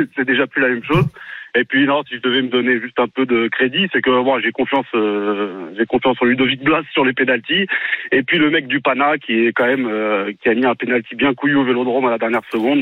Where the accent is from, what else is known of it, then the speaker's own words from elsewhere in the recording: Paris, Île-de-France, France; Je suis parisien pourtant pure souche